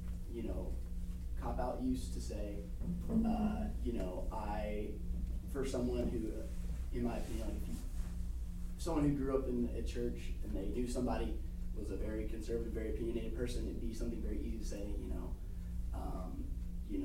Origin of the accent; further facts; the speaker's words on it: South Alabama, United States; being from the South and being from, you know, family, grew up in South Alabama